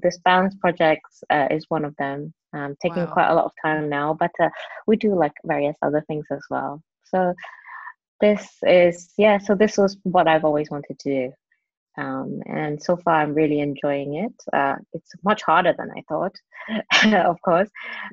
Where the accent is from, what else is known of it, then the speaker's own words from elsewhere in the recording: Hong Kong; first language Cantonese; English is a second language; moved away as an adult; also born or lived in England; I was born in Hong Kong, grew up in Hong Kong, went to like a local girls' school. And then I went to England to study